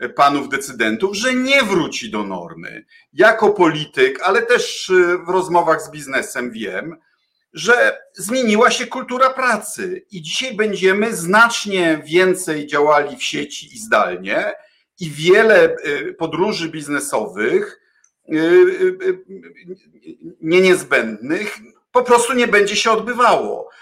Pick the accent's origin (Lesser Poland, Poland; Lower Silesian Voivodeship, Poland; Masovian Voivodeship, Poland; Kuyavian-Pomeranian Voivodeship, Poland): Kuyavian-Pomeranian Voivodeship, Poland; Bydgoszcz; ja się urodziłem w Bydgoszczy, liceum w Bydgoszczy, reprezentuję e, e, Kujawsko-Pomorskie.